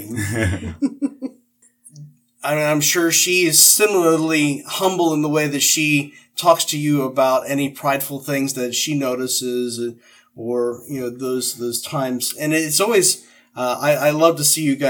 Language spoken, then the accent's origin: English; Midwest, United States; now in New Jersey, United States; I come from the Midwest